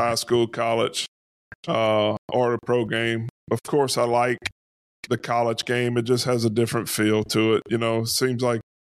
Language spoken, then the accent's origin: English; Louisiana, United States; being in Louisiana, growing up in Louisiana